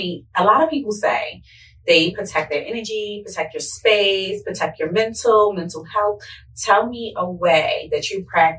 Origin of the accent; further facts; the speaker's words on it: Baltimore, Maryland, United States; moved away; Like, I'm from Baltimore, so we don't play about our hair.